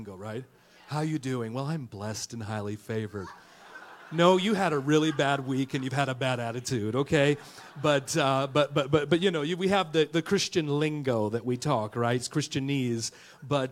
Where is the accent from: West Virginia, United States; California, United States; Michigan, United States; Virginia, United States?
California, United States; Oakland; also born or lived in Georgia / Tennessee; now in Texas, United States; we're originally from the hood, and from Oakland, California, born and raised